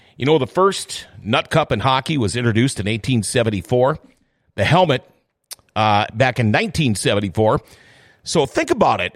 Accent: Thief River Falls, Minnesota, United States; born or raised there; also born or lived in Crookston, Minnesota

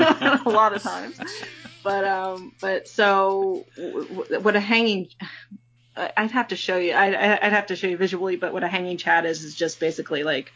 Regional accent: United States

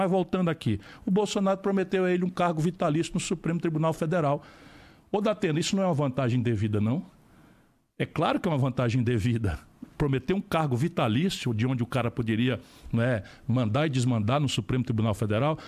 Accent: Brazil; como brasileiro, como eleitor, como cidadão

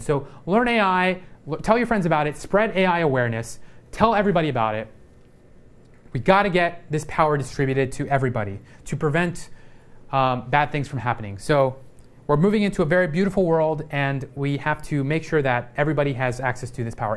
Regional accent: Texas, United States; a lot of racism growing up in Texas

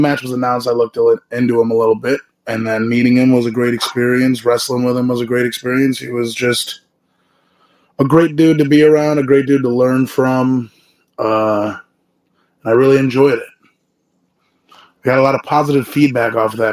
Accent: Buffalo, New York, United States; Buffalo, New York, my hometown

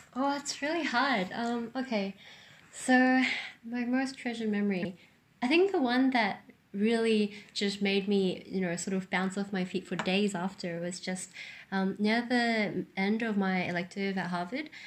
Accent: New Zealand; I grew up in New Zealand, which is very rocky and mountainous

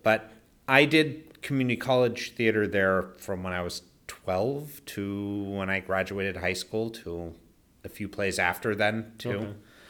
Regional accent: Mount Shasta, California, United States; moved away as an adult; also born or lived in Ashland / Germany; now in Japan; Northern California is different from the Bay Area and most of California in that it's more, unlike most rural parts of states, it's more conservative, except for my hometown.

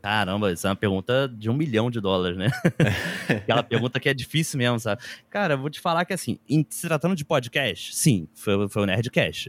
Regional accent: Rio de Janeiro, Brazil; eu morava em Bangu, cresci em Bangu, bairro da Zona Oeste do Rio de Janeiro

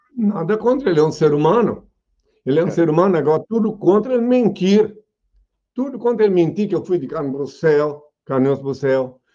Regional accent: Indaial, Santa Catarina, Brazil; o lugar que eu nasci é, é uma pequena aldeia chamada Indaial. Na verdade, eu nasci no Rio Morto, no campo chamado Rio Morto, o lugar onde eu nasci, que é no município de Indaial.

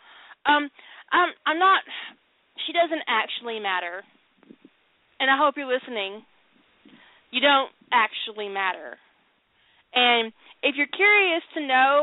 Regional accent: the South, United States; I'm from the South

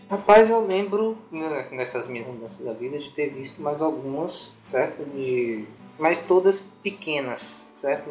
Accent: Guaí, Bahia, Brazil; now in Itabuna, Brazil; Eu moro em Itabuna, Bahia, sou de Guaí, uma cidadezinha.

